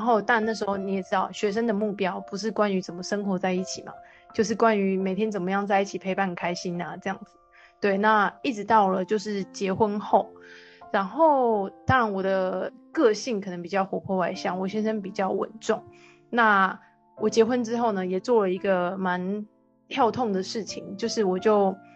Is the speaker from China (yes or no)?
no; Taiwan; moved away as an adult; also born or lived in Gold Coast, Australia; 快要十年没有回台湾吧